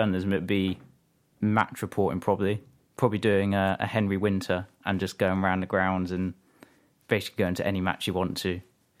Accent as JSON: {"language": "English", "town": "Hungerford", "region": "South East England", "country": "United Kingdom", "said": "I'm from Hungerford in West Berkshire."}